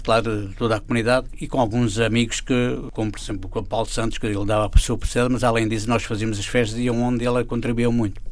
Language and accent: Portuguese; Torres Vedras, Lisbon, Portugal; moved away as an adult; now in Philadelphia, United States; Torres Vedras foi onde eu nasci, claro, tenho sempre no coração aquela terra.